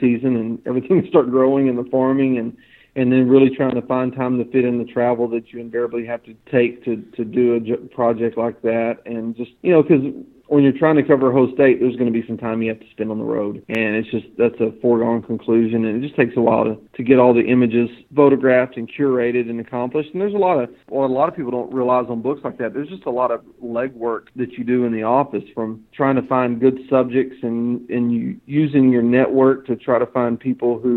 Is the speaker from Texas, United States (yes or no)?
yes; Northeast Texas, United States; also born or lived in Childress, Texas; I grew up quail hunting in Northeast Texas